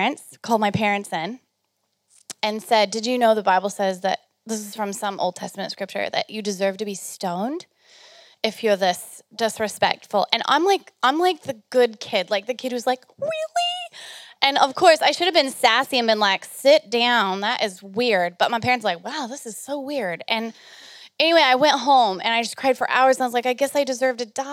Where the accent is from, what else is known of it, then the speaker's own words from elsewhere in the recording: United States; I'm American